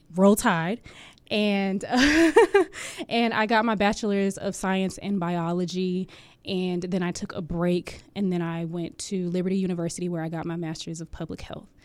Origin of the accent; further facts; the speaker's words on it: Jacksonville, Florida, United States; moved away as an adult; now in Hampton Roads, Virginia, United States; I am originally from Jacksonville, Florida